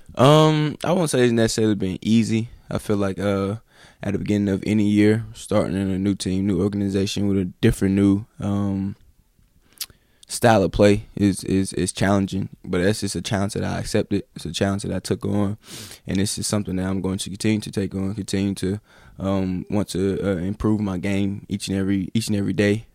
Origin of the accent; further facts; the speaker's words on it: High Point, North Carolina, United States; I grew up in High Point, North Carolina.